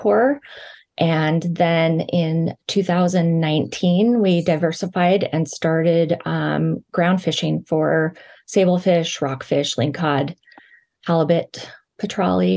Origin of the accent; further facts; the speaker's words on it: Pacific Northwest, United States; moved away; I'm from the Pacific Northwest